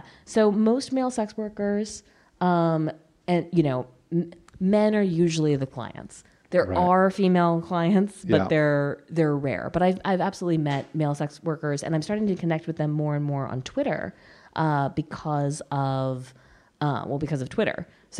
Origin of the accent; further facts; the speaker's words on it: New York, United States; I talk about being a soldier's daughter. I talk about being a New Yorker.